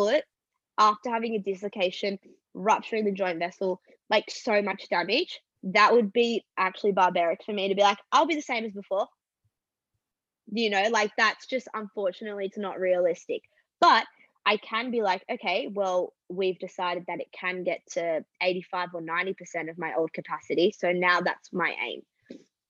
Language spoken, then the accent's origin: English; Australia; moved away as an adult; also born or lived in Los Angeles, United States; I'm obviously on a visa as an Australian